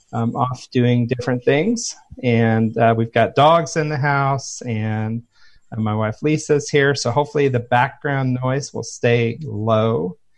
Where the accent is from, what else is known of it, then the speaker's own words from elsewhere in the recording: Phoenix, Arizona, United States; it's 109 degrees in my hometown of Phoenix, Arizona.